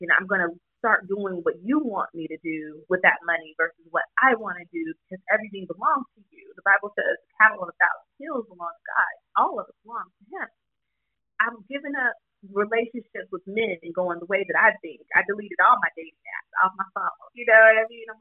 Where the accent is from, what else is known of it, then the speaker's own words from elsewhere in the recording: the South, United States; I was raised in the South